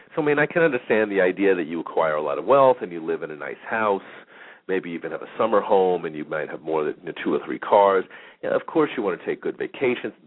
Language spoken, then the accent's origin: English; New York, United States; now in Phoenix, United States; I'm from New York